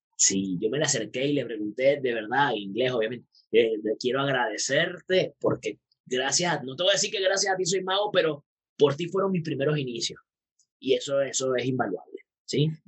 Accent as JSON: {"language": "Spanish", "town": "Puerto Ordaz", "region": "Bolívar", "country": "Venezuela", "tie": "born or raised there", "also_born_or_lived": "Maracaibo", "said": "Yo soy de Puerto Ordaz, nací en Maracaibo, pero me crié en Puerto Ordaz."}